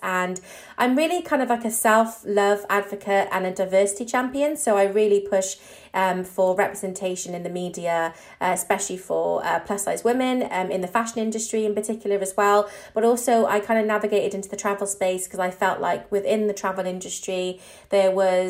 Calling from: London, United Kingdom; I am calling from East London.

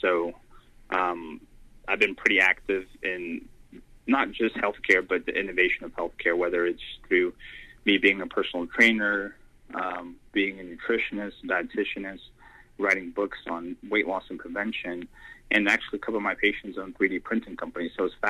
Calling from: Alpharetta, Georgia, United States; I'm calling from, most people probably haven't heard of it, it's Alpharetta, Georgia, suburb of Atlanta.

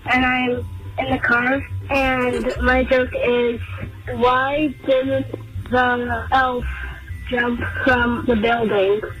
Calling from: United States; I'm from Carroll County.

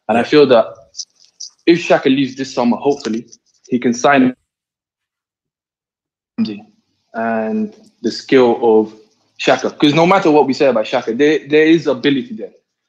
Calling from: Doha, Qatar; I'm speaking from Doha, Qatar.

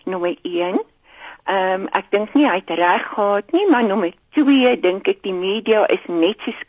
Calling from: Gauteng, South Africa; ek is … van Gauteng.

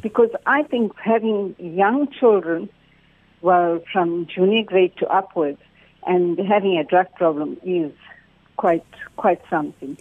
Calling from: North Coast, KwaZulu-Natal, South Africa; I'm calling you from the North Coast

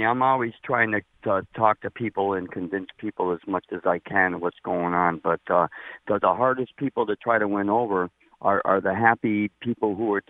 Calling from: Springfield, United States; I'm calling from Springfield.

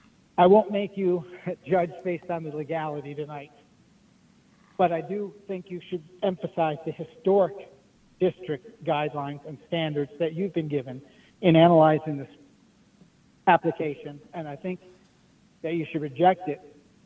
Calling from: Ann Arbor, Michigan, United States; I'm calling from Lower Town in Ann Arbor

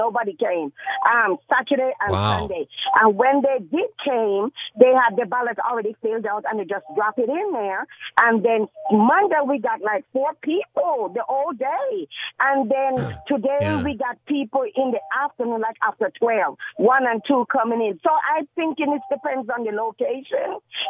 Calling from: Gardena, California, United States; I'm calling from Compton. I'm Gardena, really.

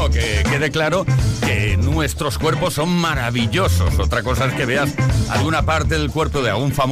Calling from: Barcelona, Catalonia, Spain; de Barcelona.

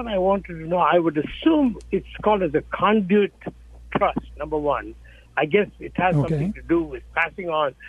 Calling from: Tracy, California, United States; I'm calling from Tracy.

